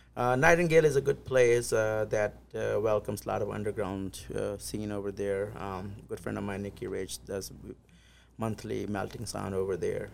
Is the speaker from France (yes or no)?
no; India; now in Des Moines, United States; I'm originally from India, close to small town close to New Delhi, which is the capital